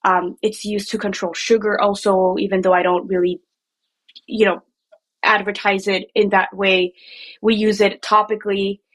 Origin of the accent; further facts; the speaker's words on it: Mexico City, Mexico; moved away as an adult; now in Chicago, United States; I grew up in Mexico City. And I moved here 12 years ago. I moved to Chicago 12 years ago.